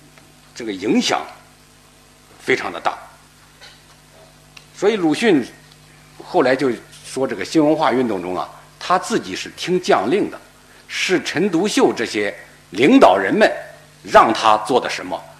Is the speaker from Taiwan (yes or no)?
no; China; 我们中国人呢就要想办法把我们这个汉字这个系统。纳入到计算机里头